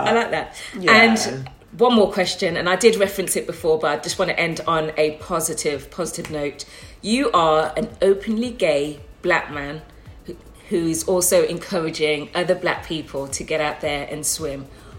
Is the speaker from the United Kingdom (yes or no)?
yes; Birmingham, West Midlands, United Kingdom; That is my hometown, by the way.